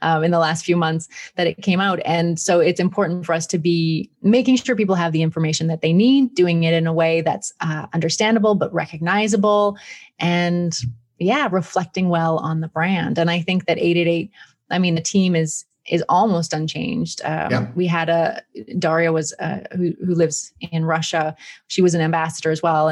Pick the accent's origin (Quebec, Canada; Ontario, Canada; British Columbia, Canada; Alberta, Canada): Alberta, Canada; Peace River; also born or lived in Brighton, England; now in Italy; I grew up outside of Peace River